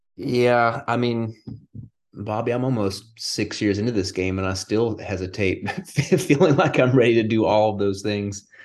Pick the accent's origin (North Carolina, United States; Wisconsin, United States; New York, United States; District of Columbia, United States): North Carolina, United States; Morganton; also born or lived in Florida / Illinois; I am in Morganton, North Carolina, and that is where I'm from